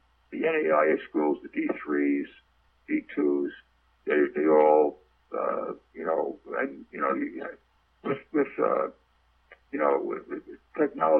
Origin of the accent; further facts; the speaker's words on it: United States; being an American